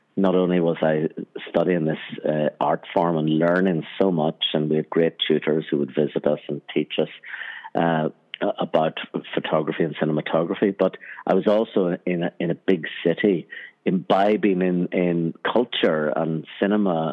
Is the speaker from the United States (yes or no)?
no; Armagh, Northern Ireland, United Kingdom; where I grew up in Northern Ireland, in Armagh, Northern Ireland